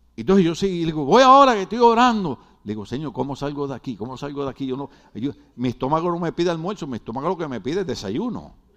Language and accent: Spanish; Puerto Rico; como los boricuas hablamos tan raro